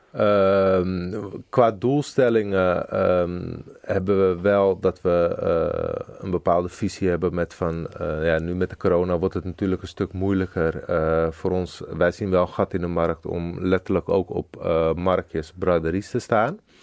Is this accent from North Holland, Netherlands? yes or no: no; Zoetermeer, South Holland, Netherlands; ik kom uit Zoetermeer.